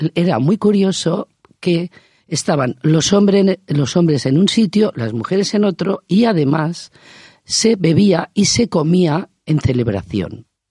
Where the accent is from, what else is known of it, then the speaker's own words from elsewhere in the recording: Extremadura, Spain; now in Barcelona, Spain; estoy en Barcelona, me considero catalana, pero soy de Extremadura